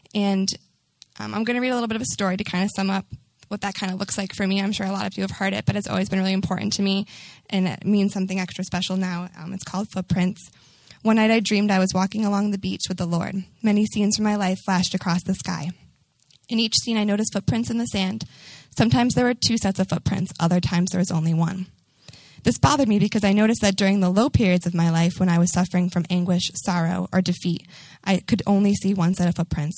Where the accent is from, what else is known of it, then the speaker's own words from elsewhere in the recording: Newton, Massachusetts, United States; now in Boston, United States; I'm from Newton, it's about a 35 minute drive from here, right outside of Boston.